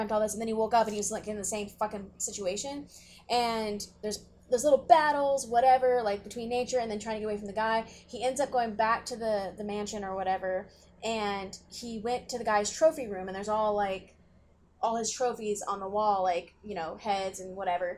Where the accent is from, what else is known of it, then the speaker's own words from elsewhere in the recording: the Bible Belt, United States; I grew up in the Bible Belt